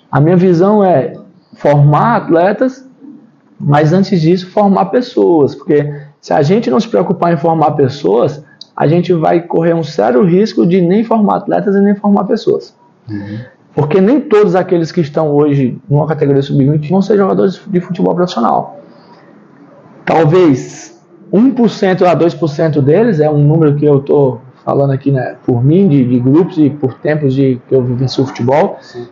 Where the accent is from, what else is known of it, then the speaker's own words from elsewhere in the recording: Brazil; also born or lived in Ceará / Pelotas, Rio Grande do Sul; enquanto brasileiros